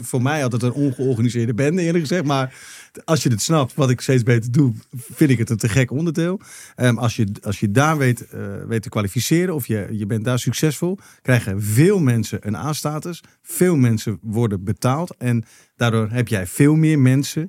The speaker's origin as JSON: {"language": "Dutch", "country": "Netherlands", "said": "wij als Nederlanders"}